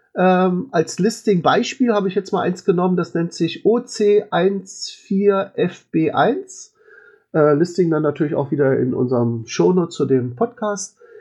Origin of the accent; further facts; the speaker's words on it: Berlin, Germany; als Berliner